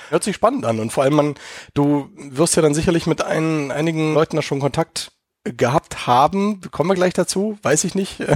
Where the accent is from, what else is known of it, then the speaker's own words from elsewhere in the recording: Berlin, Germany; moved away as an adult; now in Munich, Germany; weil ich bin ja auch geborener Berliner, habe ja 30 Jahre auch da gelebt in dieser dreckigen, lauten Stadt, äh, bevor ich dann vor sechs Jahren hier rüber gemacht habe in die schönste Stadt Deutschlands, nämlich nach München.